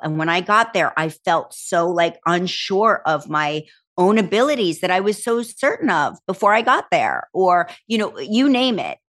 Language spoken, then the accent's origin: English; Berlin, New Jersey, United States; I was from Berlin, New Jersey